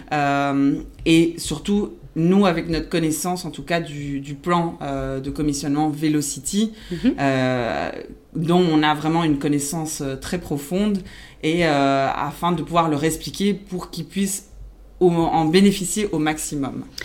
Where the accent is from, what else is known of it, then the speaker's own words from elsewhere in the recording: Belgium; first language Spanish; French is a second language; also born or lived in Argentina / Dubai / Thailand; je suis née en Argentine et après j'ai grandi euh, en Belgique mhm. euh, où j'ai fait euh, voilà où j'ai fait mes études. Donc du coup ma langue maternelle c'est l'espagnol